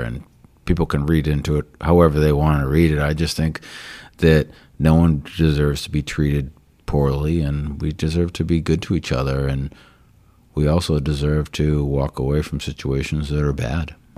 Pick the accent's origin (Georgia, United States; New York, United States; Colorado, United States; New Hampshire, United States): New Hampshire, United States; moved away as an adult; also born or lived in Hull, Massachusetts / Oregon; now in South Shore, Massachusetts, United States; I was born in New Hampshire, and then about fifteen years ago, yeah, maybe a little more. I moved down here